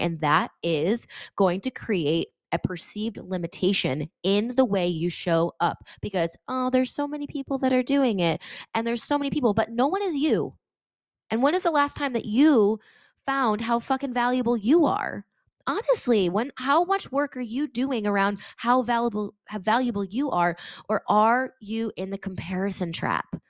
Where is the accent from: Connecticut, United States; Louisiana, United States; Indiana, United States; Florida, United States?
Connecticut, United States; I'm from Connecticut